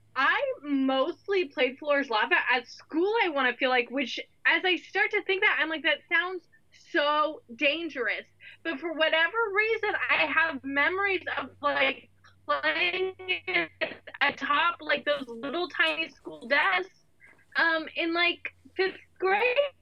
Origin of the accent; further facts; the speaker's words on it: Northern California, United States; moved away; I grew up in Northern California